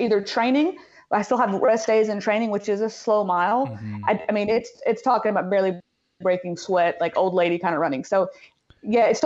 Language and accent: English; Middle Tennessee, United States; I'm from Middle Tennessee